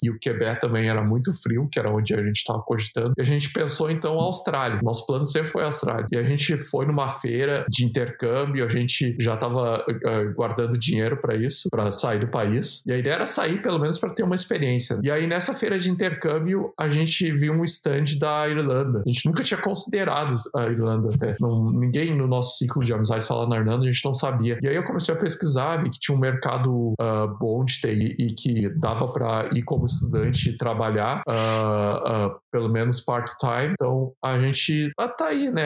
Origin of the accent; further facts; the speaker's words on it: São Francisco de Paula, Rio Grande do Sul, Brazil; moved away as an adult; now in Dublin, Ireland; eu sou da cidade de São Francisco Paula, uma cidade bem pequena na Serra Gaúcha